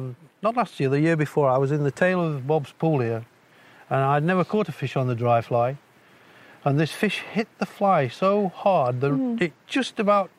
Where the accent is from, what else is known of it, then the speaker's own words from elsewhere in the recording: East Midlands, United Kingdom; born there; I was born in the High Peaks in Derbyshire.